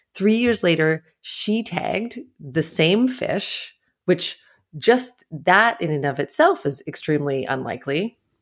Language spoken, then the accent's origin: English; Ontario, Canada; moved away as an adult; also born or lived in New York; I grew up far inland in Ontario, in Canada